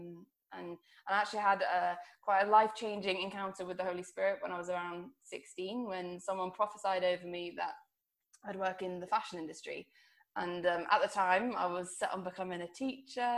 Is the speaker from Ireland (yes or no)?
no; Guernsey; I'm originally from Guernsey, a little island.